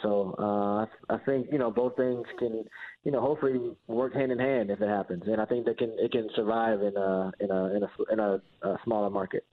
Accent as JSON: {"language": "English", "town": "Fort Wayne", "region": "Indiana", "country": "United States", "tie": "born or raised there", "moved": "yes", "said": "I'm from Fort Wayne, you know, where I came from, where I grew up."}